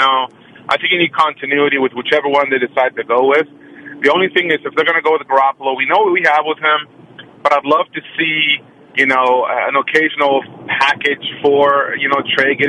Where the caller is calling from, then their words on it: Oakland, California, United States; from Oakland.